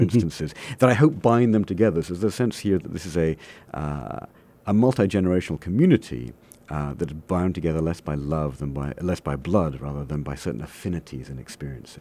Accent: Coventry, West Midlands, United Kingdom; moved away as an adult; now in United States; my hometown in England is a place called Coventry

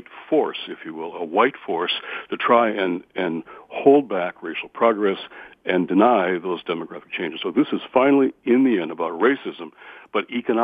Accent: Redford Township, Michigan, United States; also born or lived in Detroit; I'm from Detroit, my hometown. And I remember back when I was a kid growing up in Redford Township

